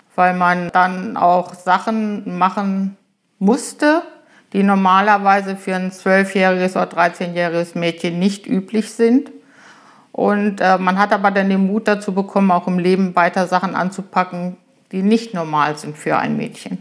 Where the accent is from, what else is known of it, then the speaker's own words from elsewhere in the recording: Germershausen, Lower Saxony, Germany; moved away as an adult; also born or lived in Göttingen; now in Holtensen, Germany; Ich komme aus dem Eichsfeld, aus Germershausen, einem kleinen Ort am Seeburger See, jüngste von vier Kindern. Ich bin auf einem Bauernhof groß geworden